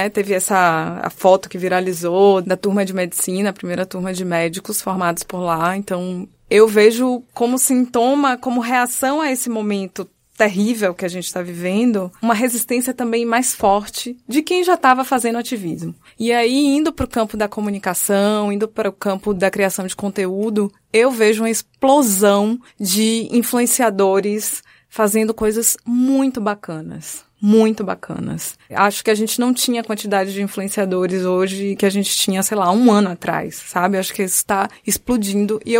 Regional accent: Bahia, Brazil; Lá no meu país, Bahia

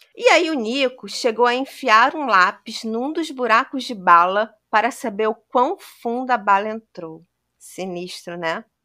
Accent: Brazil; Como brasileiro

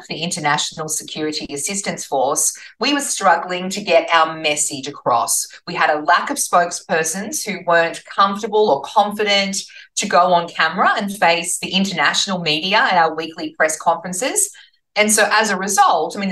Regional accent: Newcastle, New South Wales, Australia; I'm from Newcastle

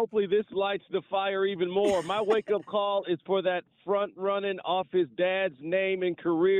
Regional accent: Dallas, Texas, United States; now in College Park, United States; I was born and raised in Dallas, Texas.

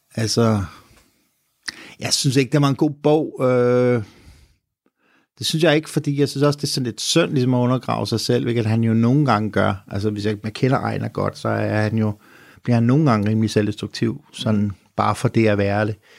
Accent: Copenhagen, Capital Region of Denmark, Denmark; vi er nogle latterlige københavnere

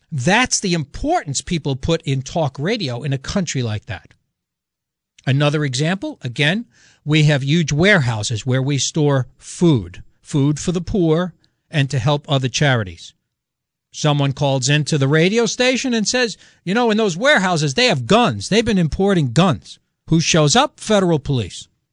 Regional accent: New York City, New York, United States; I'm an Italian from the Bronx

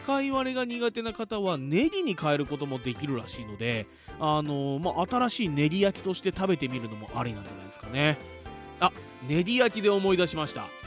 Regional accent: Fuji, Shizuoka, Japan; 生まれも育ちも静岡県富士市

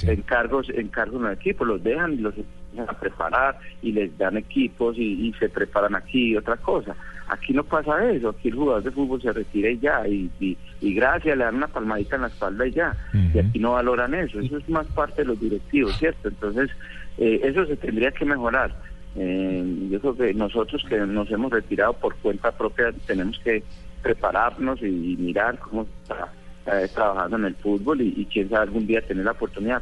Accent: Colombia; como colombiano

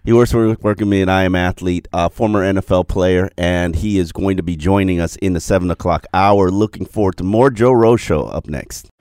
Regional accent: Jamaica; also born or lived in Brickell, Miami; I'm Jamaican

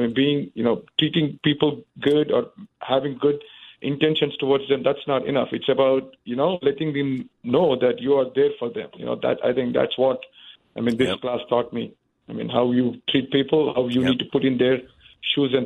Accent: India; moved away; I come from India. I have different, you know, like, I mean, my childhood was different

